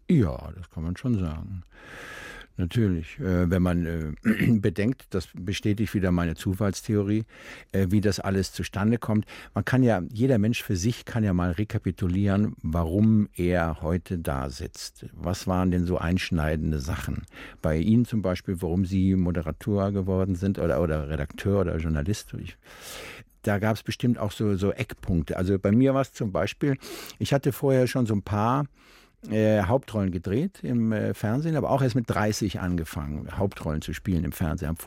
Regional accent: Rhineland, Germany; Als Rheinländer verkleidet man sich von Hause aus schon mal gerne.

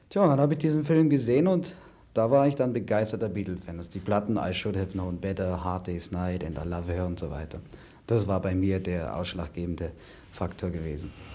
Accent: Berlin, Germany; moved away; ich komme aus Berlin, ich bin groß geworden mit AFN und mit BFN

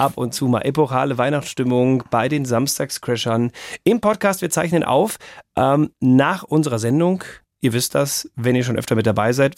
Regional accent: North Rhine-Westphalia, Germany; moved away; also born or lived in Bavaria; in meiner Heimat in N R

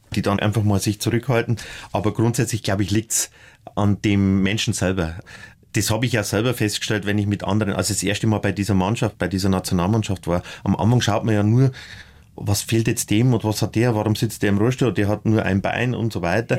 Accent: northern Upper Palatinate, Bavaria, Germany; aus der nördlichen Oberpfalz, wo ich herkomme

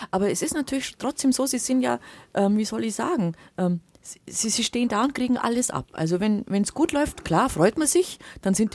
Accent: Bavaria, Germany; Sagt äh, man bei uns im Allgäu.

